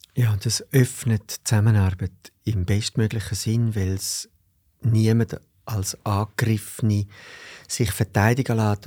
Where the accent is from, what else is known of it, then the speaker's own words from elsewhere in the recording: Zurich, Switzerland; ich bin da in Zürich im Seefeld aufgewachsen